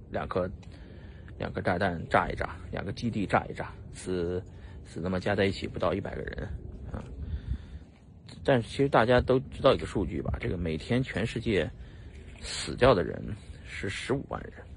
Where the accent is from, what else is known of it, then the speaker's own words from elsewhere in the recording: China; 就我们中国人不好受